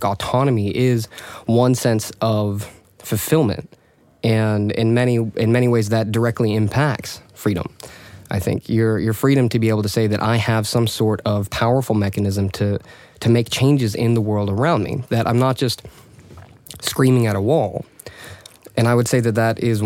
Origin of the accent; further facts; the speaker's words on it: United States; moved away as an adult; now in Stockholm, Sweden; I am an American-born Swedish resident. I've been here for the past 3 years